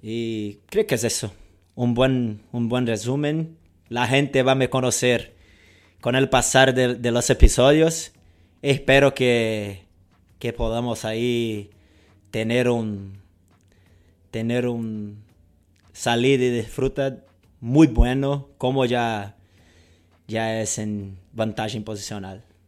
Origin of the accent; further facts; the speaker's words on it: Rio de Janeiro, Brazil; first language Portuguese; Spanish is a second language; un carioca brasileño. Yo digo que soy, antes de ser brasileño, yo, soy carioca